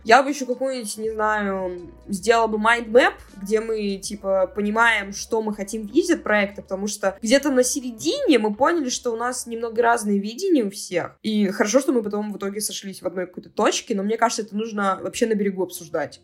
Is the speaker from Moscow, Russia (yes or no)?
no; Cherepovets, Vologda Oblast, Russia; moved away; Я как раз ехала на ДР подружки в родной город